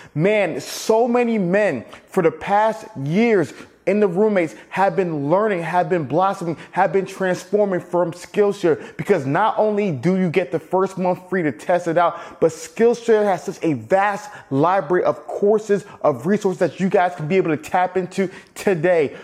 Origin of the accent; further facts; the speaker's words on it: Atlanta, Georgia, United States; also born or lived in Alabama; growing up in Atlanta